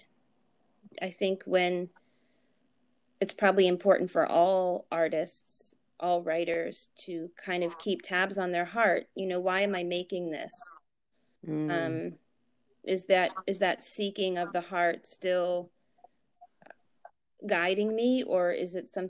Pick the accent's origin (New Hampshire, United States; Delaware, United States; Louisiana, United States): New Hampshire, United States; also born or lived in Boston, Massachusetts; I was born in New Hampshire, raised in New Hampshire